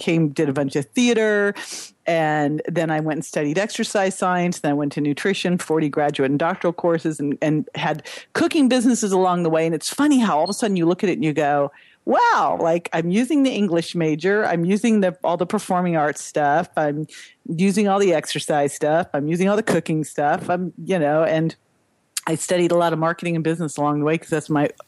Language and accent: English; Berkeley, California, United States; I grew up in Berkeley